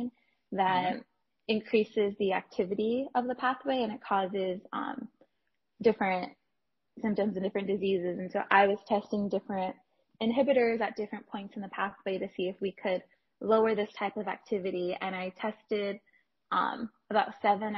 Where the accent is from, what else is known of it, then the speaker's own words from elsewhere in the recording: Los Angeles, California, United States; moved away as an adult; also born or lived in Houston, Texas; I'm originally from Los Angeles, California, and so my school list mainly focused on staying close to home